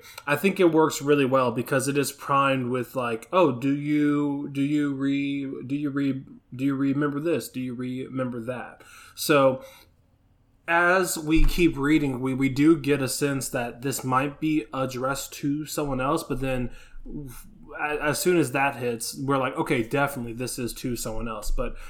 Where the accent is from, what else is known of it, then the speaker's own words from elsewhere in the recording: Pflugerville, Texas, United States; especially like me growing up in Pflugerville. Me and my friends did some of the same.